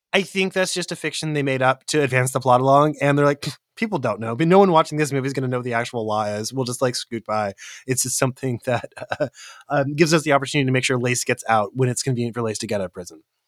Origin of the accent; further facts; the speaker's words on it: Central California, United States; I grew up in Central California, and there was a gang presence in my hometown